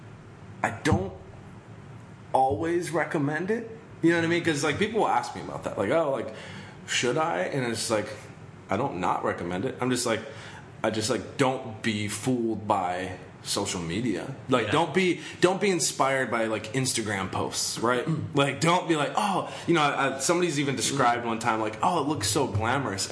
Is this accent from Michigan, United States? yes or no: yes; Michigan, United States; moved away; I'm originally from Michigan, and it's, like, in a small town